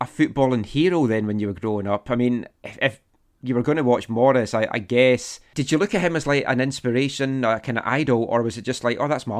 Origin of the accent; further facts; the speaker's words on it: Fife, Scotland, United Kingdom; growing up in Fife